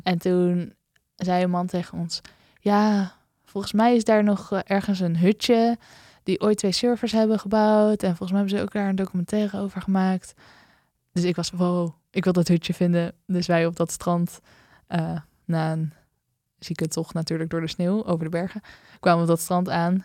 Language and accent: Dutch; Netherlands; dat ik uit Nederland kwam